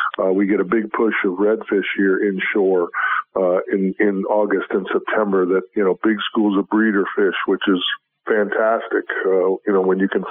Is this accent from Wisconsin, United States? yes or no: yes; Wisconsin, United States; now in Florida, United States; I was born and raised in Wisconsin